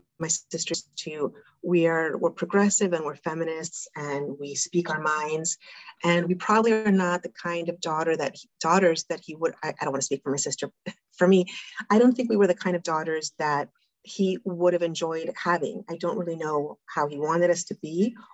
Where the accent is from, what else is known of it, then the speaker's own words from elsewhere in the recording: South Florida, United States; moved away as an adult; also born or lived in New York; now in Argentina; I was raised in South Florida